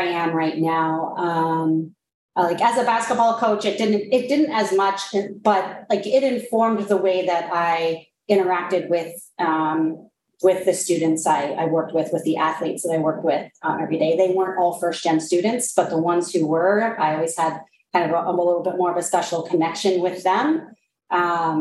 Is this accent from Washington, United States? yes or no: yes; Snohomish, Washington, United States; moved away as an adult; I grew up in Snohomish, Washington